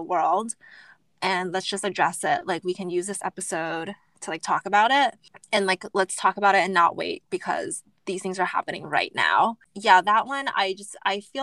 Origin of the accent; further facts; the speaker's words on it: United States; growing up, being Asian American, growing up in a predominantly white